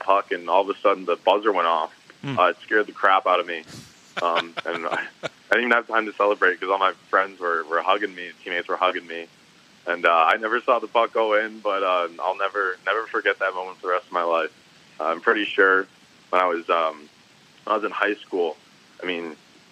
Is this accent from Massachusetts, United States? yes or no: yes; Agawam, Massachusetts, United States; also born or lived in Westfield, Massachusetts; played for my hometown high school, Agawam High School